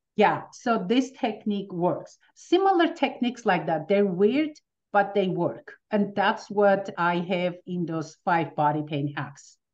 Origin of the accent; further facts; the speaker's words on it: Armenia; now in United States; coming from Armenia, as soon as we, with my family, we moved